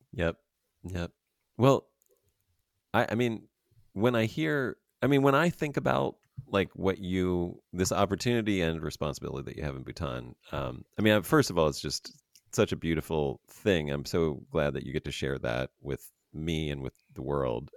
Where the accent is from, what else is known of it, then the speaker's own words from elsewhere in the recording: Pennsylvania, United States; I grew up in Pennsylvania